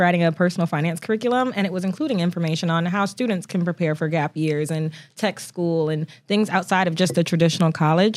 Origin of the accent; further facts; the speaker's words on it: Toledo, Ohio, United States; now in Oklahoma, United States; Ohio is a very important part of my upbringing